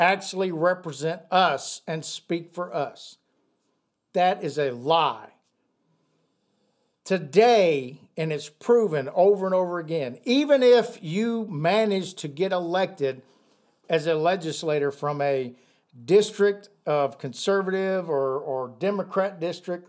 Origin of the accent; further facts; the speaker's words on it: United States; I'm an American.